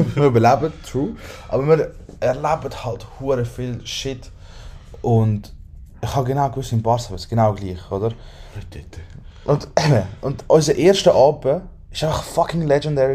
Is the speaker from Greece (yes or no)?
no; Switzerland; wir sind von der Schweiz